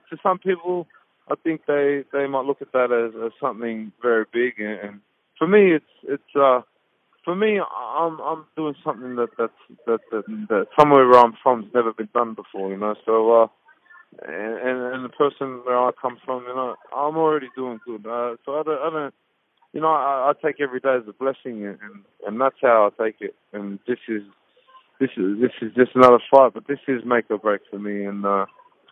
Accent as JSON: {"language": "English", "country": "Australia", "said": "This is my hometown. Not my hometown. This is my home country."}